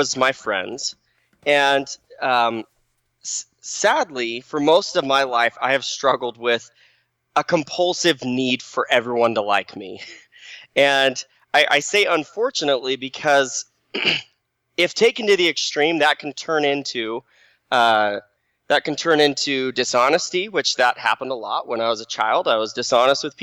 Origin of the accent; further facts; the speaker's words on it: Phoenix, Arizona, United States; moved away as an adult; now in Utah, United States; I grew up in the Phoenix Valley, Arizona, nice and hot.